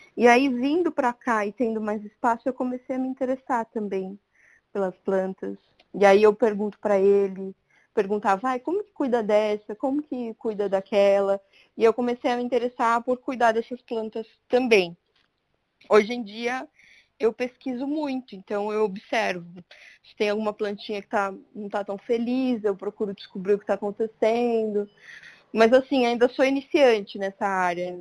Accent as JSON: {"language": "Portuguese", "town": "Santo André", "region": "São Paulo", "country": "Brazil", "tie": "born or raised there", "also_born_or_lived": "São Caetano do Sul / Bela Vista, São Paulo", "moved": "as an adult", "lives_now": "São Paulo, Brazil", "said": "E eu morei minha vida inteira em Santo André, em uma única casa, com a minha avó."}